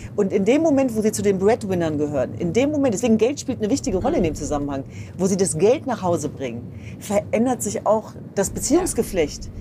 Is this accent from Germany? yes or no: yes; Germany; als Deutsche